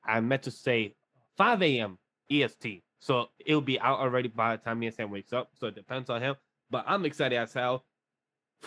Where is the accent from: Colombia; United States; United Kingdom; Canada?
Colombia; moved away; I come from Colombia.